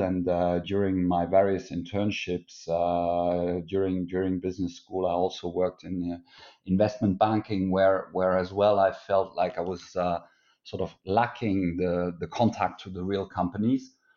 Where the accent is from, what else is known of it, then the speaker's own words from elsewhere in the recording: Luxembourg; moved away as an adult; also born or lived in France / Germany (origin); German origin, but I grew up in Luxembourg, and I am, uh, Luxembourger since my eighteenth birthday